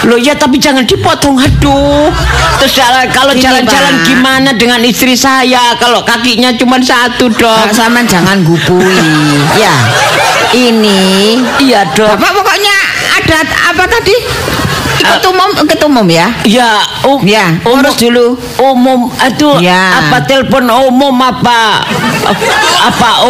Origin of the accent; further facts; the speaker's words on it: Surabaya, East Java, Indonesia; born there; Kelahiran uh, saya kelahiran Surabaya.